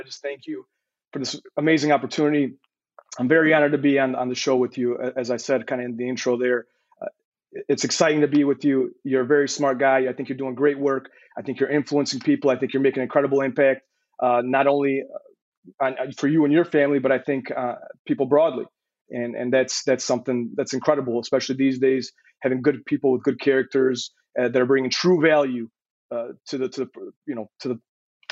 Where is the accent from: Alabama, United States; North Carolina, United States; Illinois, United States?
Illinois, United States; Chicago; born or raised there; moved away as an adult; also born or lived in Croatia